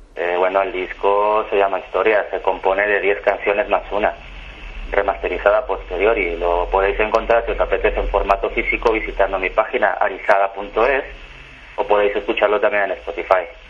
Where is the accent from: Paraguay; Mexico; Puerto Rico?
Mexico; now in Valencia, Spain; soy un chico mexicano, de origen español, que vivo desde hace mucho tiempo en España, en Valencia